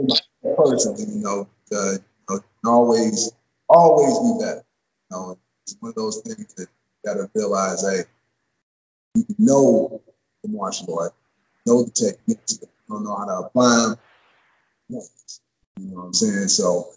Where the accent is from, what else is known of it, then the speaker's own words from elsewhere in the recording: University City, Missouri, United States; I'm from St. Louis, originally from University City.